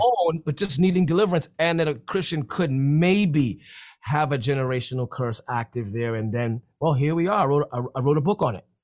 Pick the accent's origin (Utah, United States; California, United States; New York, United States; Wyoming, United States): New York, United States; New York City; I'm from the Bronx